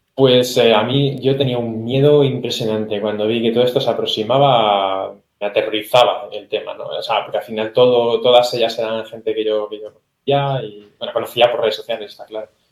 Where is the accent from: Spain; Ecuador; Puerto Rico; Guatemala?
Spain; Teruel, Aragon; Yo soy español, ¿de qué ciudad? De Teruel